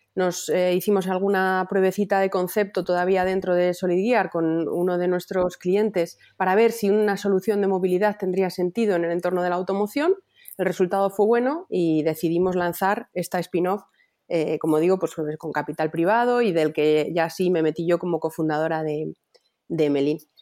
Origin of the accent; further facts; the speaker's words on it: Palencia, Castile and León, Spain; now in Valladolid, Spain; yo soy de Palencia, pero vivo en Valladolid